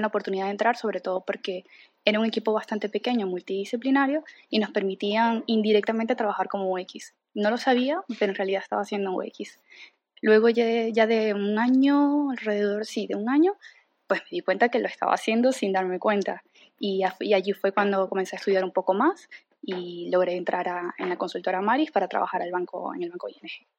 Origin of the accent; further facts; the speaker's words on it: Venezuela; moved away as an adult; now in Madrid, Spain; soy de Venezuela, llevo alrededor de ya cuatro años aquí en Madrid